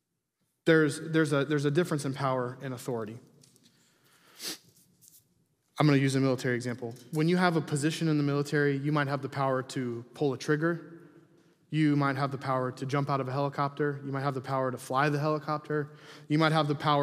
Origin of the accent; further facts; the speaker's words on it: Huntington, United States; People that know me growing up, I was a rebel. I was not a good kid here in Huntington